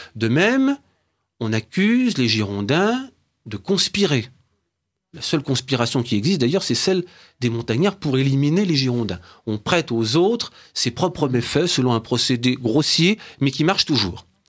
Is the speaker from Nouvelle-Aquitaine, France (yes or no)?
no; Brittany, France; je suis originaire d'un patelin de Bretagne